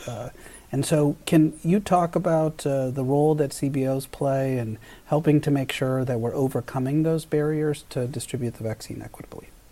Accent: Delano, California, United States; I was born in Delano in the middle of the farm workers movement

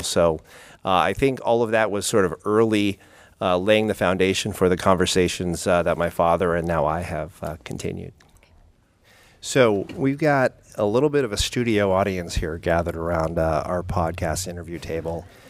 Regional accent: South San Francisco, California, United States; my hometown of South San Francisco

